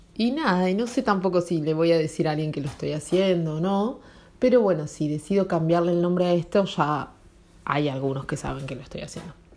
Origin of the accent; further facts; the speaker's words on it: Argentina; Nací en Argentina